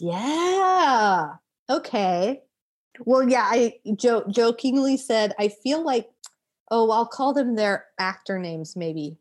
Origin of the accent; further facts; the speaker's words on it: Florence, South Carolina, United States; I grew up in Florence, South Carolina